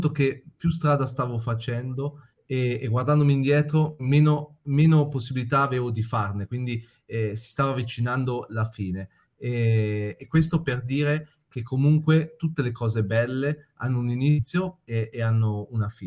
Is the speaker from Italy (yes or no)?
yes; Italy; Spanish is a second language; No yo yo soy italiano, estoy haciendo el Camino de Santiago.